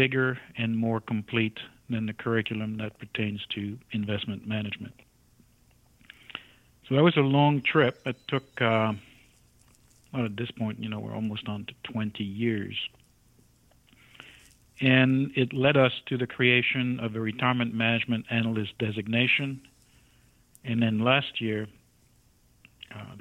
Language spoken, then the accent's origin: English; France; moved away as an adult; I emigrated from France to this country in my early 20s